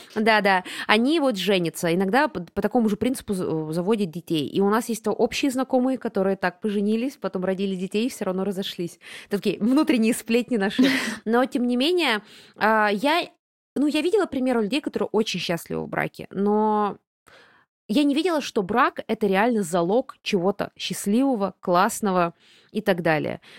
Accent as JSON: {"language": "Russian", "region": "Buryatia", "country": "Russia", "said": "я бурятка, а значит, у меня родни пол Бурятии минимум"}